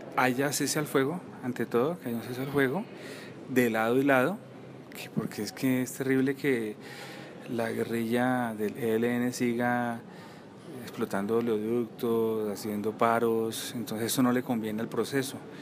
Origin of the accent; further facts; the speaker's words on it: Colombia; como colombiano